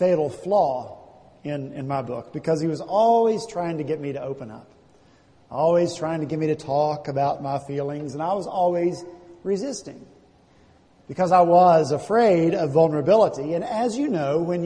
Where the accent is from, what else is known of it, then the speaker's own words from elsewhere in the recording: the South, United States; now in Charleston, United States; I was from the South, from the country.